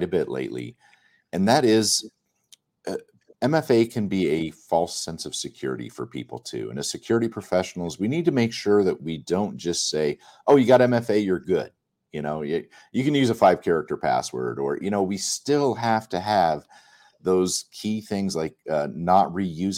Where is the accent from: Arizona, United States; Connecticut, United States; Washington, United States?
Arizona, United States; I'm from Arizona originally.